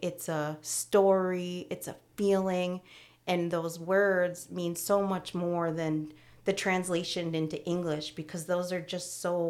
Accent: Syracuse, New York, United States; also born or lived in Utica / Florida / Indiana / Georgia; I was born in Syracuse, and then I went to Utica, and then I went to Florida, and then I went to Indiana, and then I went to Georgia. And then I came back and I was 10 or 11.

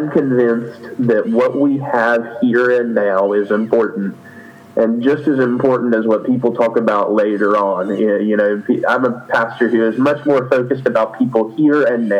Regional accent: North Carolina, United States; I was raised in North Carolina here in the United States

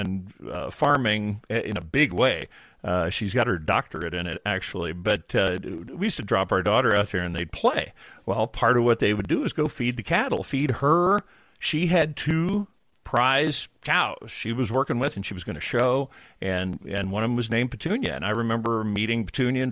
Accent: Illinois, United States; I grew up in Illinois, about as far from an ocean as you can get.

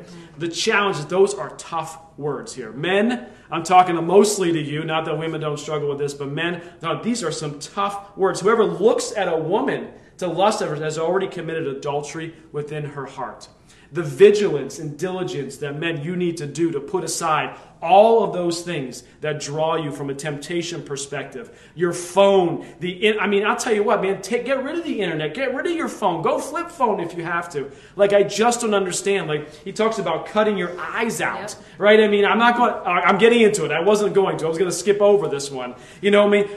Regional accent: Lehigh Valley, Pennsylvania, United States; we grew up in the Lehigh Valley

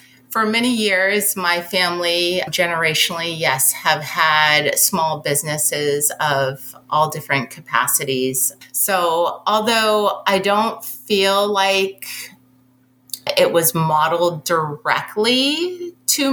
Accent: New England, United States; I grew up here in New England with very high expectations from my family

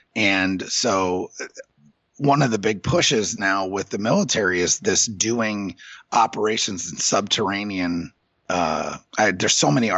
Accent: New York, United States; well, I'm from New York. I live in New York and my partner lives in Dayton.

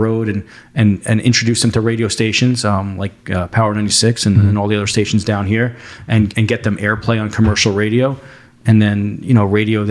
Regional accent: New Jersey, United States; also born or lived in New York; I grew up in New Jersey, went to Rutgers University

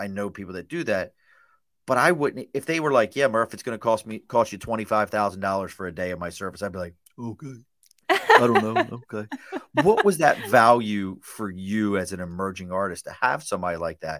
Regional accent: Baltimore, Maryland, United States; People are like, are you from Georgia? No, I'm from Baltimore. That's what the letter T does not exist in our world. All T's turn into D's.

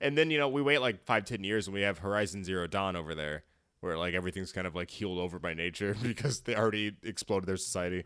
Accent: Michigan, United States; we're both from Michigan

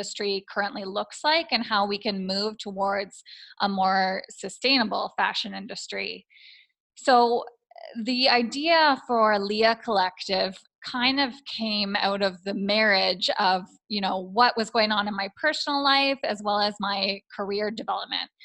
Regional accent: Toronto, Ontario, Canada; moved away as an adult; also born or lived in Taiwan / Tanzania; I'm originally from the Toronto area

